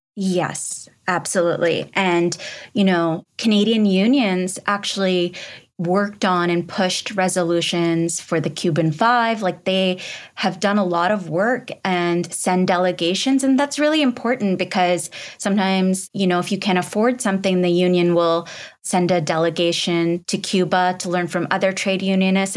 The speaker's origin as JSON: {"language": "English", "country": "Pakistan", "moved": "yes", "said": "I'm from Pakistan originally"}